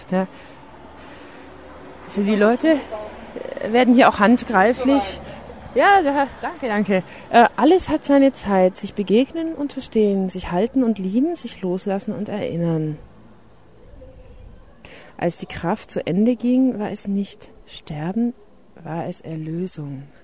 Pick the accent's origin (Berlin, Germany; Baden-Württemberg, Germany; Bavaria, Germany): Baden-Württemberg, Germany; Äh, ich, ich komme nämlich aus dem Schwarzwald.